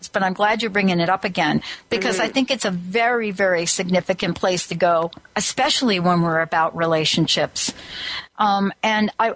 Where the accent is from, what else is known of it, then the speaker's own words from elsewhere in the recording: New Jersey, United States; I'm from New Jersey